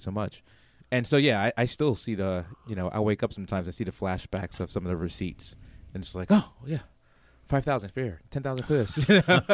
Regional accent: New York City, New York, United States; moved away; I'm from New York City originally

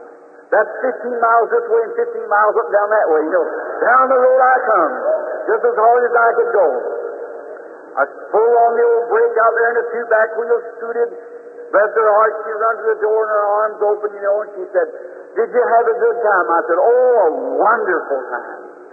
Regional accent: the South, United States; I'm a Southerner, too.

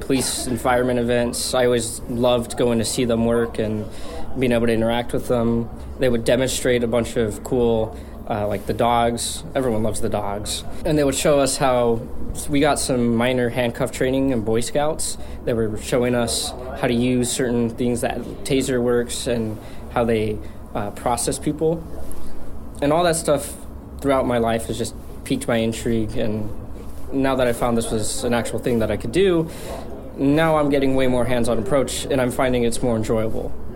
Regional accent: Texas, United States; now in Juneau, United States; back in my hometown in Texas

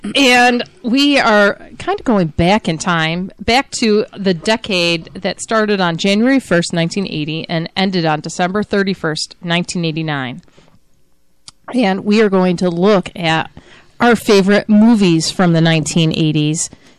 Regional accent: Avon, New York, United States; I grew up in Avon, Lima area.

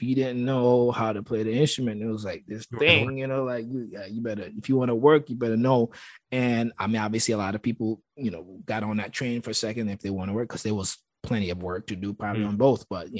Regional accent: St. Thomas, U.S. Virgin Islands; when I came from when I came to Berkeley from St. Thomas

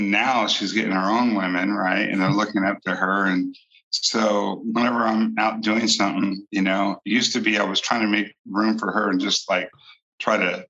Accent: Bakersfield, California, United States; moved away as an adult; also born or lived in Alaska; now in Bakersfield, United States; Although this is my hometown

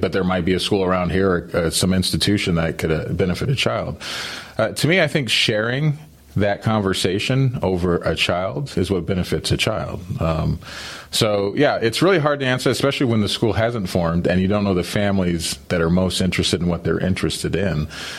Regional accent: New Mexico, United States; moved away as an adult; also born or lived in Colorado / Philadelphia / California / Ohio; So when I was born in Colorado, zero. I grew up in New Mexico, 10. Went to college in Philly, 20. Went to California, 30. Moved to Ohio, 40.

